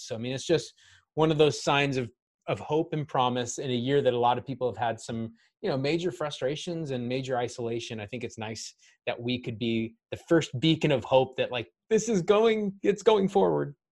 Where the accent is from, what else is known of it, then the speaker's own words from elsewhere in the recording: Kent, Washington, United States; born and raised south of Seattle in Kent, and I guess people would say Renton, but I went to the Kent School District, so I call myself a Kent kid